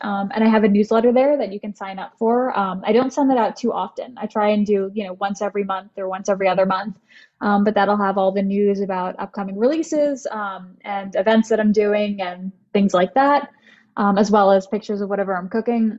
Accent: New Jersey, United States; I am from New Jersey

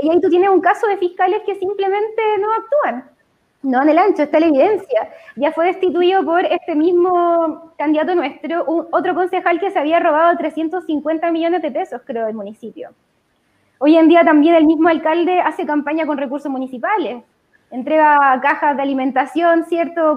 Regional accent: Copiapó, Atacama, Chile; also born or lived in Antofagasta; now in Santiago, Chile; yo soy de Copiapó, ya lo dije, originariamente, en verdad nací en Antofagasta, me fui súper chica a ir a Copiapó porque era la, la familia de mi mamá de allá

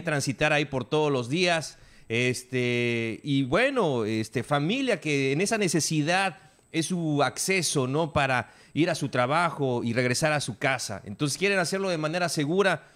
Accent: Mexico; como mexicanos

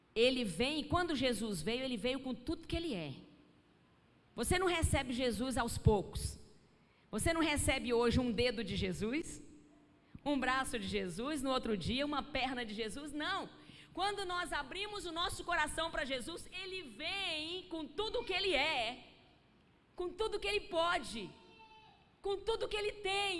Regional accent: Rio de Janeiro, Brazil; eu nasci no hospital evangélico, no Rio de Janeiro

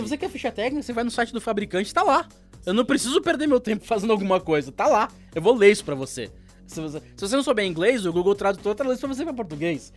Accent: Santos, São Paulo, Brazil; also born or lived in São José dos Campos; now in São Paulo, Brazil; nasci em São José dos Campos, é, sou do interior, mas eu morei durante quatro anos lá, morei 19 anos em, em Santos e agora estou em São Paulo

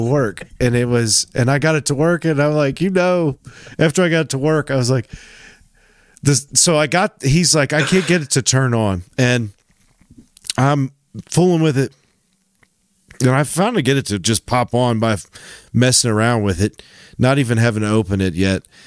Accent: Tennessee, United States; when I was growing up in Tennessee in the nineties

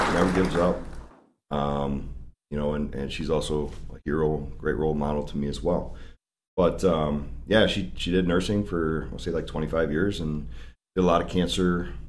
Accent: Aurora, Illinois, United States; I'm born and raised in Aurora. Actually lived in Aurora recently, until they annexed us into Sugar Grove. So, I had the 60506

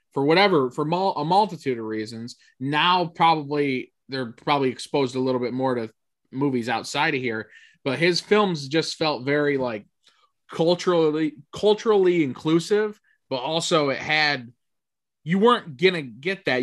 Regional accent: Canastota, New York, United States; we grew up in Canastota, there's a small Italian town

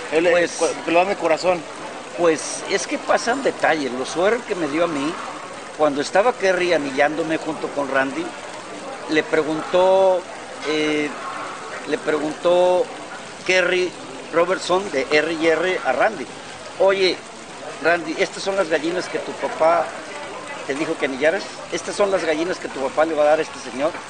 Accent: Reynosa, Tamaulipas, Mexico; born there; now in Tuxpan, Mexico; Nací en Reynosa, pero avecinado en Tuxpan, Veracruz desde hace, de 52 o 53 años.

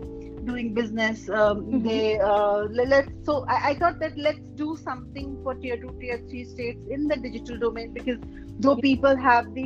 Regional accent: Bihar, India; moved away; I am from Bihar. I have done my schooling till 12. From Bihar, and you know, like that typical mindset of Bihari parents

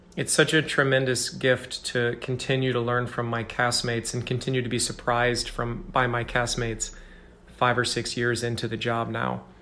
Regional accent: Mount Vernon, Iowa, United States; moved away as an adult; also born or lived in Ames, Iowa / New York City; I grew up in, uh, in Mount Vernon, Iowa, a tiny little town.

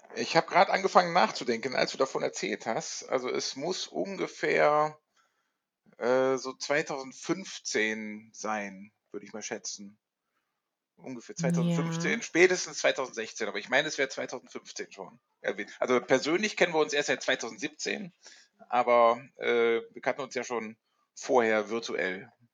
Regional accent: Rhineland, Germany; now in Hamburg, Germany; ich komme ursprünglich aus dem Rheinland

